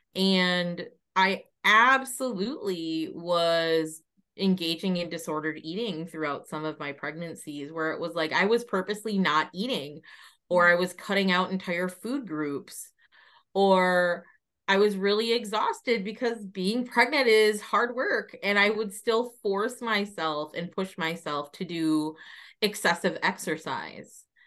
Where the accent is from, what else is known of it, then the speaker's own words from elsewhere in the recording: United States; moved away as an adult; now in Ireland; I'm originally from the United States, spent most of my life living there.